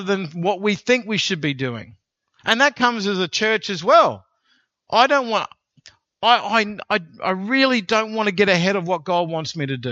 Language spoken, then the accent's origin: English; Australia; because we're Australian